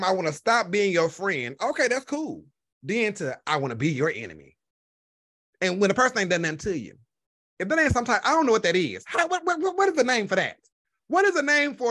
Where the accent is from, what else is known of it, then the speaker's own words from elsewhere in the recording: the South, United States; I'm from the South. I'm from the country